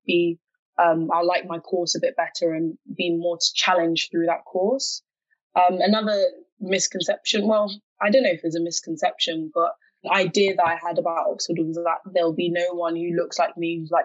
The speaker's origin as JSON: {"language": "English", "country": "Ghana", "said": "I'm from Ghana. That's my native country. That's where my parents are from."}